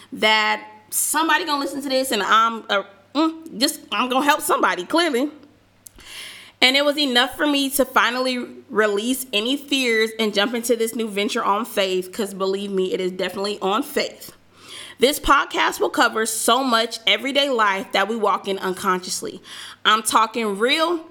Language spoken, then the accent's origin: English; Southern California, United States; moved away as an adult; also born or lived in Georgia; I am from Southern California